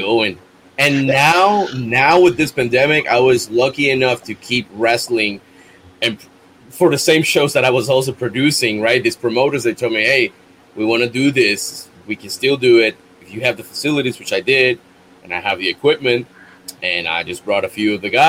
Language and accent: English; Bayamón, Puerto Rico; my hometown, Bayamón